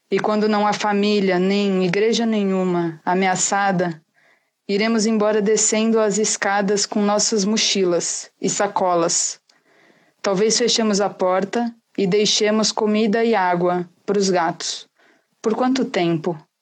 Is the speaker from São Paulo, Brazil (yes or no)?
yes; São Paulo, Brazil; eu sou de São Paulo